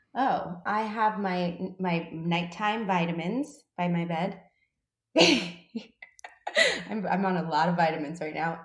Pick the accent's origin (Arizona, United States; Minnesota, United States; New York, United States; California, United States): New York, United States; New York City; growing up in the Bronx